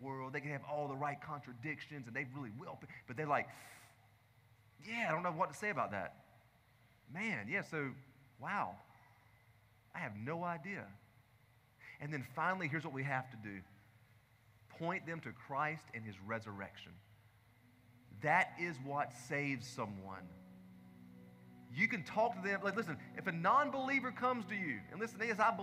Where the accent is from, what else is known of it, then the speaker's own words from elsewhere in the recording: the South, United States; I grew up in the South